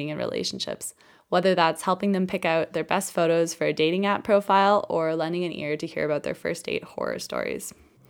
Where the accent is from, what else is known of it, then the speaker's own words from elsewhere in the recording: Toronto, Ontario, Canada; moved away as an adult; now in Munich, Germany; I'm originally from Toronto, Canada, but I've been living in Munich, Germany for the past 4 years.